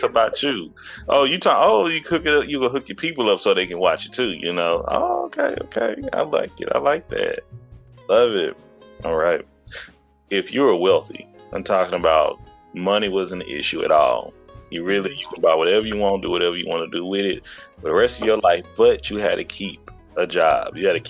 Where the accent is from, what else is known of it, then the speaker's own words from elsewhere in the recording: United States; our culture, even though we're American, it still ways people bury their loved ones in certain ways